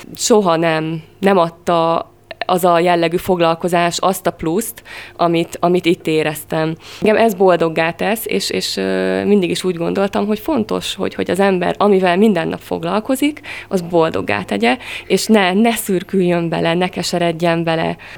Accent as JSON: {"language": "Hungarian", "town": "Monor", "region": "Pest", "country": "Hungary", "moved": "as an adult", "lives_now": "Veszprém, Hungary", "said": "Én Pest megyei vagyok, Monorról jöttem."}